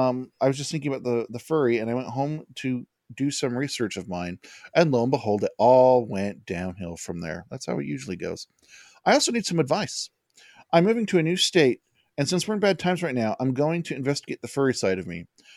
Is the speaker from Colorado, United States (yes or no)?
yes; Colorado, United States; I'm from Colorado